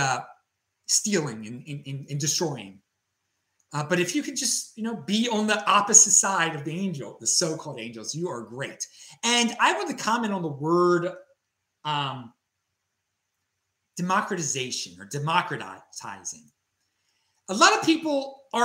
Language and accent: English; Baltimore, Maryland, United States; Growing up on the East Coast in Baltimore, Maryland, in my culture